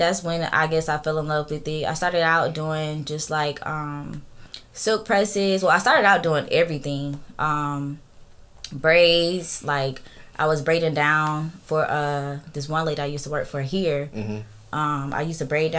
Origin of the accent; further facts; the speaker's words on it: Columbus, Georgia, United States; Columbus. I'm from here. Columbus, Georgia